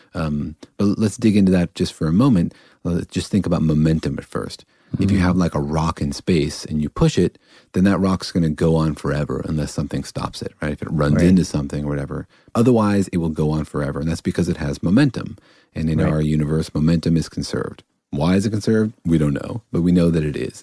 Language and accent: English; Iran; I'm from Iran.